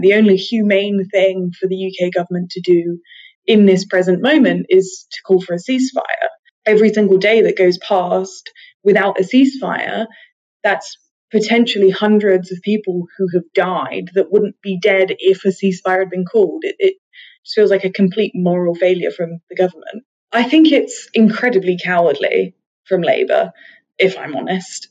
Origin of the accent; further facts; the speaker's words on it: United Kingdom; British Jewish people